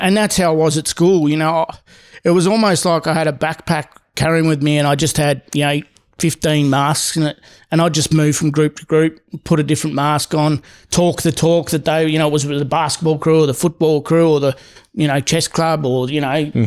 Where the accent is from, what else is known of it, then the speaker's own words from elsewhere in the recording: Seymour, Victoria, Australia; also born or lived in Darwin / Sydney; I grew up in a very small town my dad was really well known and popular